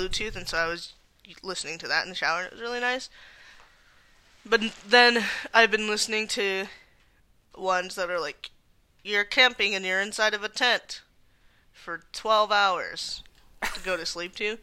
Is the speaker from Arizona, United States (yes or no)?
yes; Tucson, Arizona, United States; we are both from Tucson